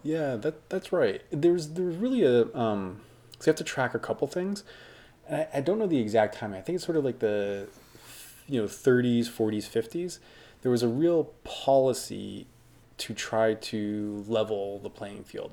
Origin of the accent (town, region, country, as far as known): United States